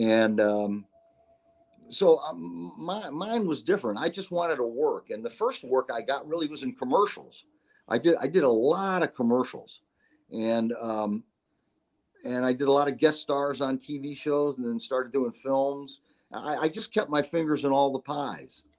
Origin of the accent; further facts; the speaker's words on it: Syracuse, New York, United States; moved away as an adult; I'm from Syracuse, New York.